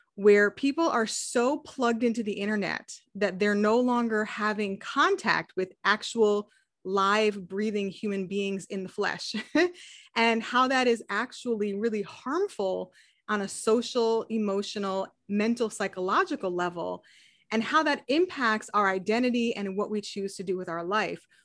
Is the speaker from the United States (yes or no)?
yes; New England, United States; moved away; I grew up in New England